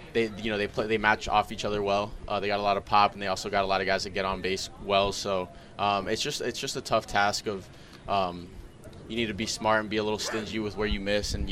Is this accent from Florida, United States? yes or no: yes; South Florida, United States; growing up in South Florida, it's just a blessing